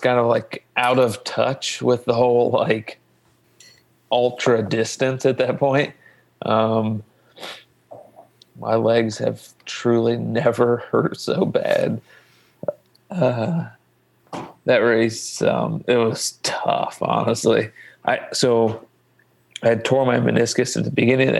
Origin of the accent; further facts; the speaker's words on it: Logan, Ohio, United States; I actually grew up in Southern Ohio. Mm. Obviously before I was running, I grew up in Logan.